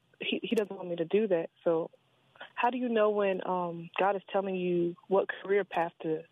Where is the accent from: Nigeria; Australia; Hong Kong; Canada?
Nigeria; now in Laurel, United States; I'm Nigerian